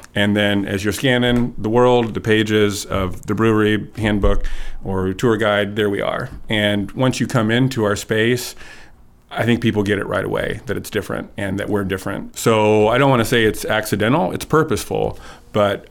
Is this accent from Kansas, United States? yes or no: yes; Kansas, United States; moved away as an adult; also born or lived in Eastern Washington; I grew up in Kansas